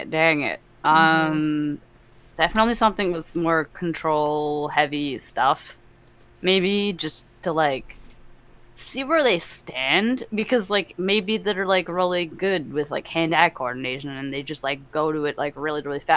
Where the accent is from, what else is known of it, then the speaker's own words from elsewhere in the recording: Canada; Canadian. I'm the Canadian, the token Canadian.